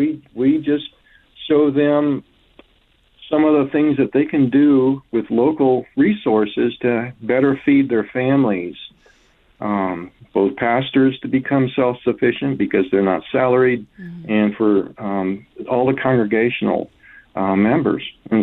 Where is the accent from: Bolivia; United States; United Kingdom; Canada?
Bolivia; also born or lived in Colombia; I grew up in South America, Bolivia and Colombia. As a missionary kid, my parents were missionaries down there for 20 years.